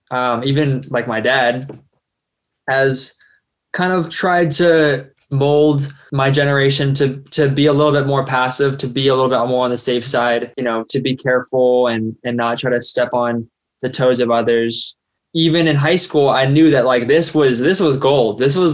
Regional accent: United States; And I'm passable as Korean. If I dress better, perhaps they know I'm American because I dress poorly.

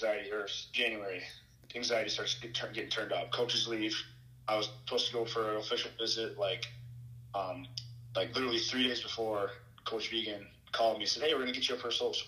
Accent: Alexandria, Minnesota, United States; Alexandria, Minnesota

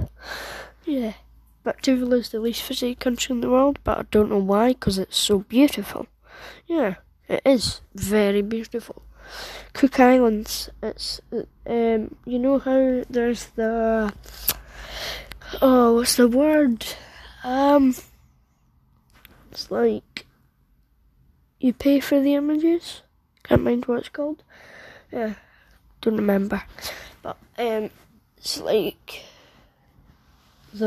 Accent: Edinburgh, Scotland, United Kingdom; I was born in Edinburgh, United Kingdom, where I reside, growing up, and still live

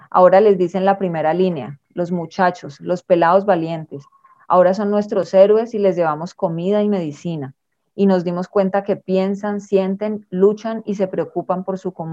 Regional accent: Cali, Valle del Cauca, Colombia

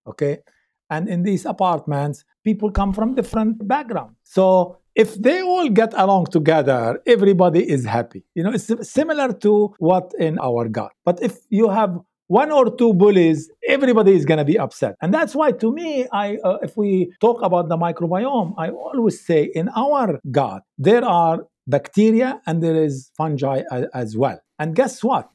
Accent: Lebanon; moved away; I grew up in Lebanon

